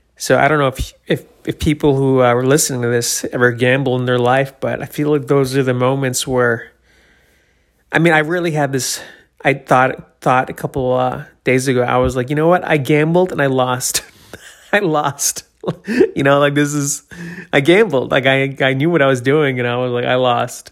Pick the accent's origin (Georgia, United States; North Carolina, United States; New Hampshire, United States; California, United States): New Hampshire, United States; born or raised there; moved away; also born or lived in Florida